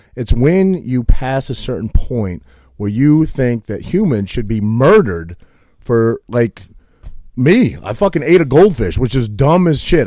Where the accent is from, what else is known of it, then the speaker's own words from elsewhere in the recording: Maine, United States; moved away; I grew up in Maine